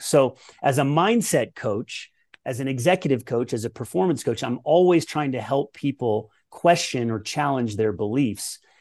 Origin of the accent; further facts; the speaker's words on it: Colorado, United States; I grew up in Colorado